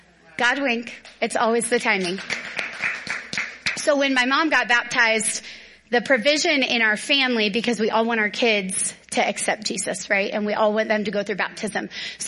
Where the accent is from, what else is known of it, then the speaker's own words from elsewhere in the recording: the South, United States; because I'm from the South where there's big, beautiful trees everywhere.